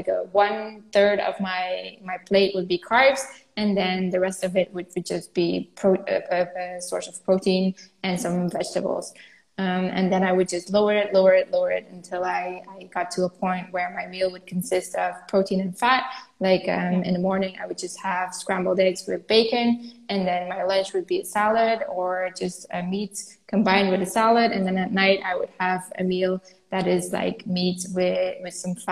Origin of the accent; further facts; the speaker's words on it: Flanders, Belgium; I'm Flemish, I'm from Belgium too